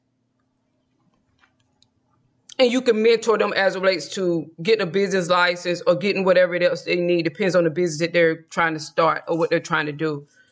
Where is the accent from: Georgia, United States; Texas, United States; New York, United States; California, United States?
Georgia, United States; moved away; when I lived in my home state of Georgia